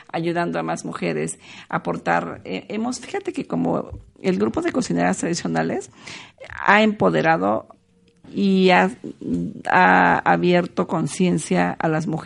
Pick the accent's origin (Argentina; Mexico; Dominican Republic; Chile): Mexico; Oaxaca; De nuestra cultura, de que somos mujeres oaxaqueñas y que con mucho orgullo y garbo debemos portar lo que tenemos.